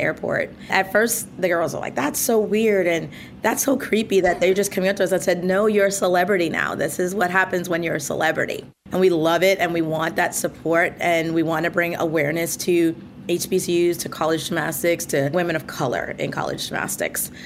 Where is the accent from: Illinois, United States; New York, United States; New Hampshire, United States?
New York, United States; Mount Vernon; where I grew up in Mount Vernon, New York